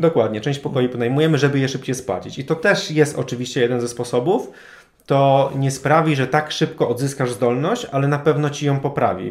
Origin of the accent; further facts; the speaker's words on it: Toruń, Kuyavian-Pomeranian Voivodeship, Poland; now in Warsaw, Poland; ja też z Warszawy nie jestem. Jestem osobą, która pochodzi z Torunia